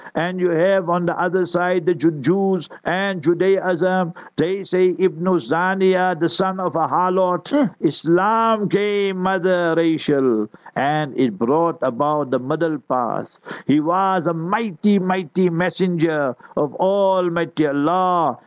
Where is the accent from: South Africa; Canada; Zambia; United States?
South Africa; I will be born in South Africa